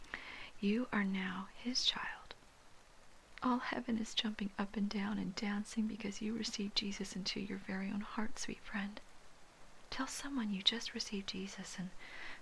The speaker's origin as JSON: {"language": "English", "region": "Hawaii", "country": "United States", "tie": "born or raised there", "said": "I learned that kind of respect for language being born and raised in Hawaii."}